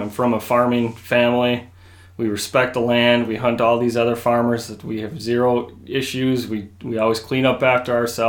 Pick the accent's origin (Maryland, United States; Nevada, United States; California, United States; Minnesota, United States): Minnesota, United States; New Germany; also born or lived in Bemidji, Minnesota; So I was born and raised in New Germany, Minnesota.